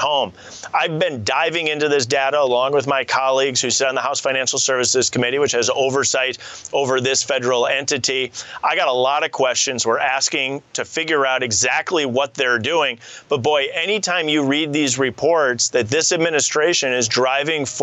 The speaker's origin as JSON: {"language": "English", "region": "Wisconsin", "country": "United States", "said": "my home state of Wisconsin"}